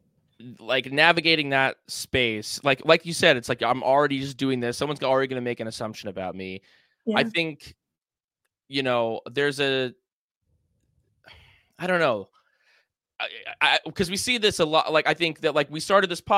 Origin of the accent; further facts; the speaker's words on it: New York, United States; We grew up in New York